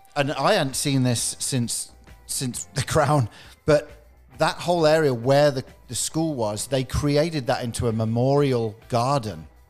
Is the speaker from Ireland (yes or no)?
no; England, United Kingdom; I'm, I'm from England